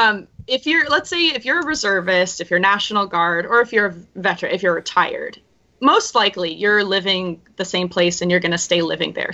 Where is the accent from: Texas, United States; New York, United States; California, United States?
California, United States; right outside San Francisco; moved away as an adult; also born or lived in Washington State / Washington D.C. / Omaha, Nebraska; I grew up in California, uh, right outside San Francisco.